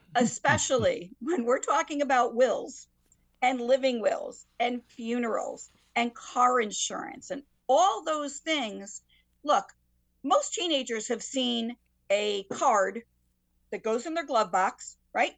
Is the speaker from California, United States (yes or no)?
no; Waterbury, Connecticut, United States; I grew up in Waterbury